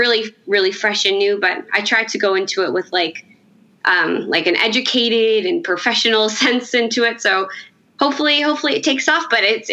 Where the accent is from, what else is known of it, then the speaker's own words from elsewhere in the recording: Toronto, Ontario, Canada; I'm from Toronto